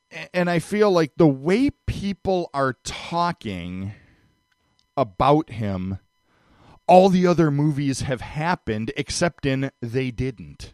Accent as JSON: {"language": "English", "town": "Cleveland", "region": "Ohio", "country": "United States", "tie": "born or raised there", "said": "I grew up in Cleveland"}